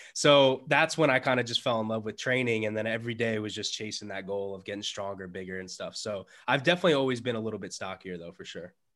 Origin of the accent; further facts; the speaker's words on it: New York City, New York, United States; I was born in the Bronx.